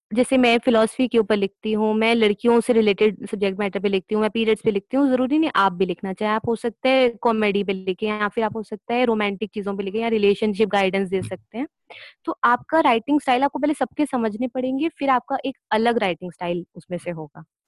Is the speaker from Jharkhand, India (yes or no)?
no; Delhi, India; मैं दिल्ली से हूँ